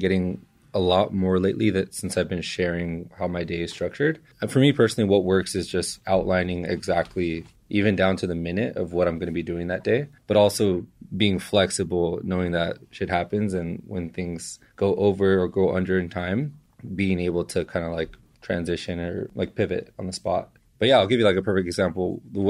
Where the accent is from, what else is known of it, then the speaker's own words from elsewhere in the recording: East Los Angeles, California, United States; now in San Francisco, United States; I am from East LA. I was born and raised. We were just talking about this throughout Southern California. So I've lived everywhere in Southgate.